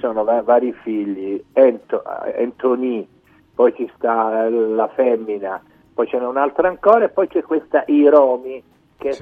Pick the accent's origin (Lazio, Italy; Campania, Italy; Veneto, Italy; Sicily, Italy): Sicily, Italy; first language Sicilian; Italian is a second language; io da siciliano penso in dialetto